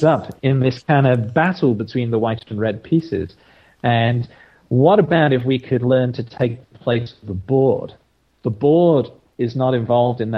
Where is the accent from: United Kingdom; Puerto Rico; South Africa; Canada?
United Kingdom; England; now in Australia; I'm originally from England, but I've been in Australia for over 20 years now. So I think of myself as Australian these days